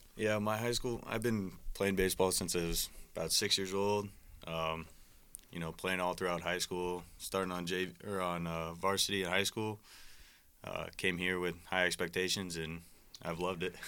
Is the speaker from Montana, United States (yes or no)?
no; Omaha, Nebraska, United States; moved away as an adult; now in Iowa, United States; I'm from Omaha, Nebraska